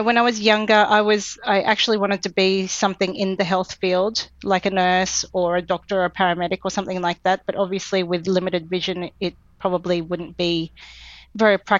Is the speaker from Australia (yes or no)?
yes; Brisbane, Queensland, Australia; born or raised there; also born or lived in Philippines / Canberra